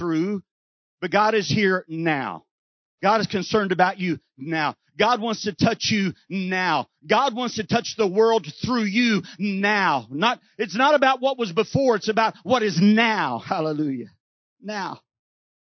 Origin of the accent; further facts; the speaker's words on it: Texas, United States; I'm from Texas, and we don't know how to not be quiet in Texas